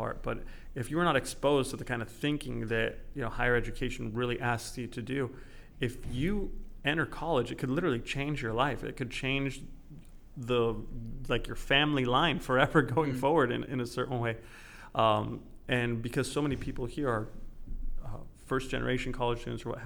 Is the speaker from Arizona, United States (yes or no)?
no; California, United States; moved away; I grew up in California